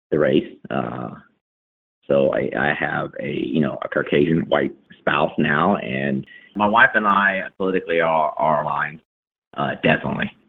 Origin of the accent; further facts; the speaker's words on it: Texas, United States; born or raised there